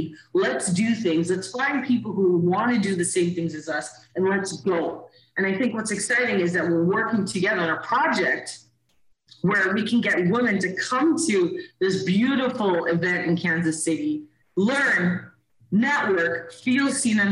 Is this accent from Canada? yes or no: yes; Canada; also born or lived in Caribbean; I moved to Canada when I was 8.